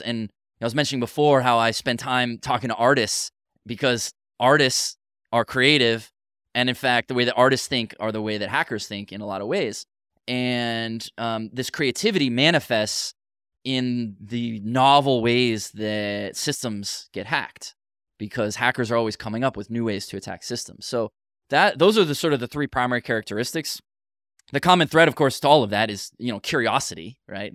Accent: United States; I'm too American

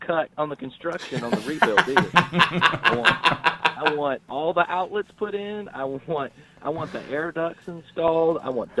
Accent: Houston, Texas, United States; I grew up in Houston

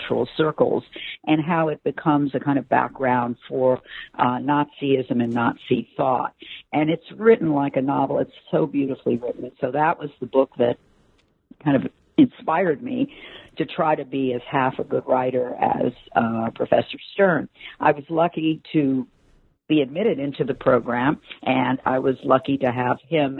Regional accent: Los Angeles, California, United States; moved away; also born or lived in New York; I'm born and raised in Los Angeles, California

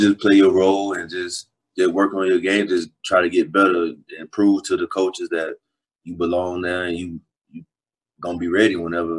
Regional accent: Lake City, Florida, United States; Like you drive an hour, you're gonna be in Lake City. So growing up, it's like a little country city. Not too many people, but it's enough.

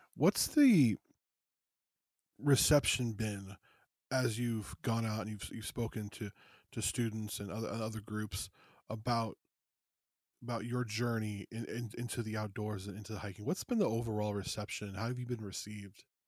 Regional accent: United States; also born or lived in Los Angeles, California / Las Vegas, Nevada; I'm from L A and Las Vegas

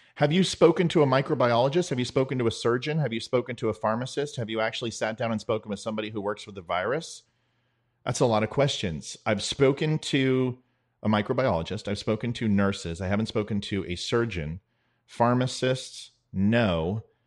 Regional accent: United States

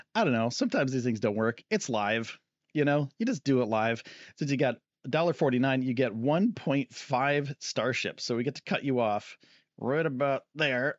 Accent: Northeast, United States; I'm from the Northeast

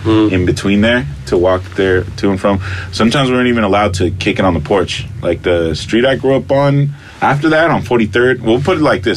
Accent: Los Angeles, California, United States; first language Spanish; English is a second language; I grew up in South Central

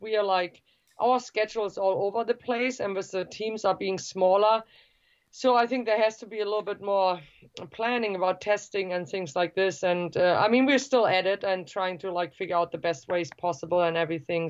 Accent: Germany; the state where I grew up in Germany

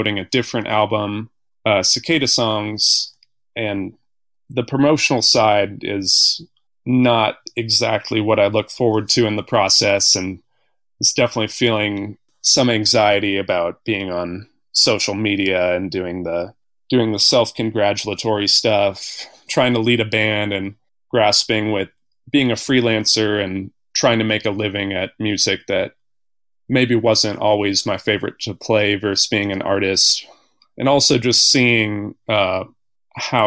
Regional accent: Bloomington, Indiana, United States; moved away as an adult; also born or lived in New Orleans, Louisiana; now in North Carolina, United States; Grew up in Indiana and went to school there as well

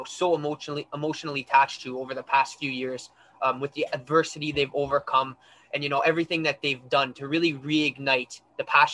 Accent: Ottawa, Ontario, Canada; I'm from Ottawa

